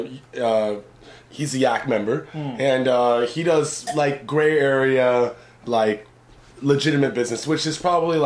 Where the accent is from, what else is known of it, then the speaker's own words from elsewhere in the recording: United States; now in Japan; I'm an American dude